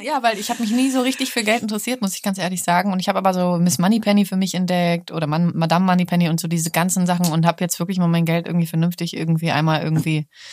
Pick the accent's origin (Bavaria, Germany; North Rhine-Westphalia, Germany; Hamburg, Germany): Hamburg, Germany; now in Berlin, Germany; Ich mag Hamburg auch. Ist ja, ist ja meine Heimatstadt